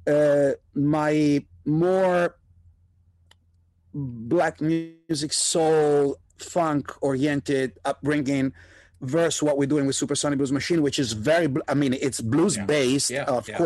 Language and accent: English; Italy; also born or lived in New York, United States; now in Los Angeles, United States; I was raised in Italy, which was not, and is still not, a rock and roll country by any mean